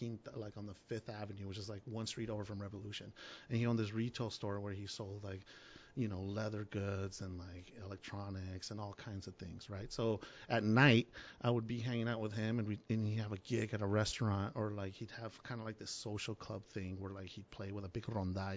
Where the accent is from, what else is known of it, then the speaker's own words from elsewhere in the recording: Tijuana, Baja California, Mexico; I was born in Tijuana, and my grandfather was a musician, and My earliest memories was hanging out with him